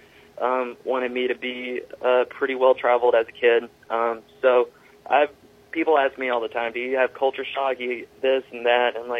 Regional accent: Shungnak, Alaska, United States; I am from Shungnak, Alaska.

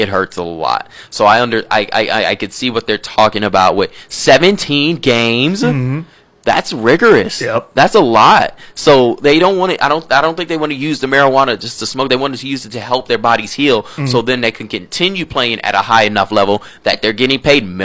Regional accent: Florida, United States; I'm from Florida

